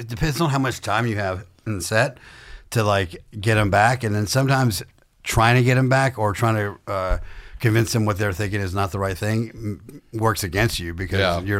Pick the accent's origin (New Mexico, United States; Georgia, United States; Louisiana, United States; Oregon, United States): Georgia, United States; Warm Springs; also born or lived in Baghdad, Iraq; so I was born in Baghdad, Iraq to Catholic parents, but I grew up in south middle Georgia in a town called Warm Springs, Georgia, a town of 500 people where I grew up on a farm.